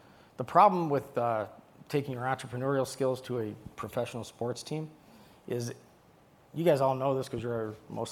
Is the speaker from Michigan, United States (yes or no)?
yes; Detroit, Michigan, United States; I'm from Detroit